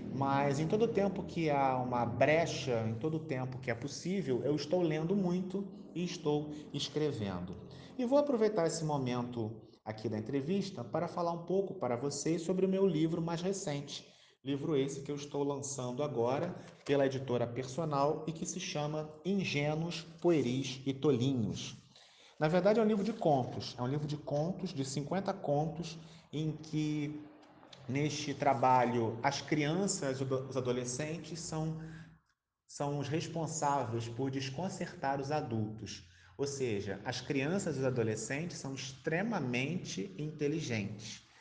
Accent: Rio de Janeiro, Brazil; sou carioca, nascido no Rio de Janeiro

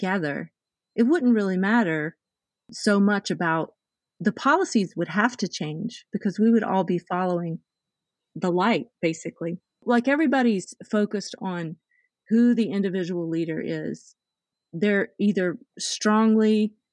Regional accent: the South, United States; I was raised very conservatively. I came from the South.

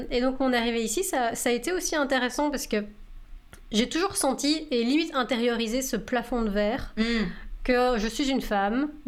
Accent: France; accent: French; now in Canada; Mais au Canada, personne ne le remarque jamais ils entendent ma, mon accent français

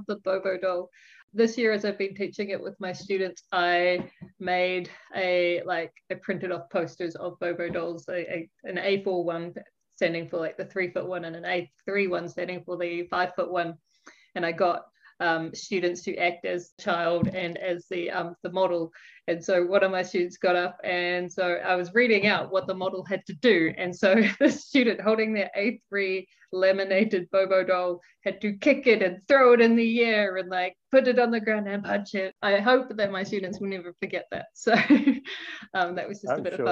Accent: New Zealand; I am from New Zealand

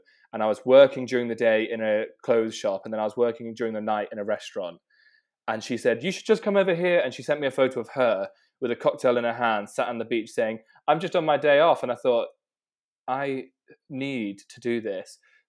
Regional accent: South West England, United Kingdom; Yeah, so I am from South Devon, right on the water. So I've grown up kind of basically swimming in the water all the time and going out on boats.

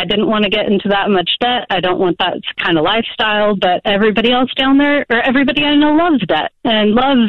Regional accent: Southern California, United States; moved away as an adult; now in Seattle, United States; I'm from Southern California, moved up to Seattle with my husband

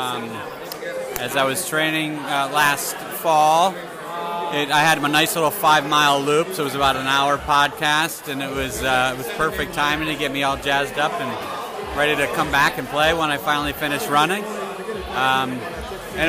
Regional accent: Syracuse, New York, United States; I grew up in Syracuse, New York.

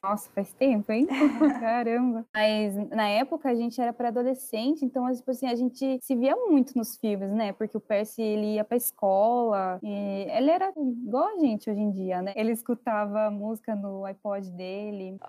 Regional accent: Itapetininga, São Paulo, Brazil; a gente é da mesma cidade, nós somos do interior, do interior de São Paulo, uma cidade chamada Itapetininga

